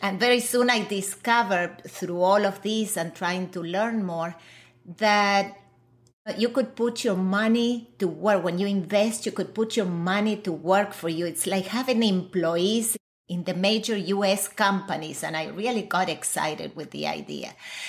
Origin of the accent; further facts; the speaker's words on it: Argentina; moved away; I was born and raised in Argentina.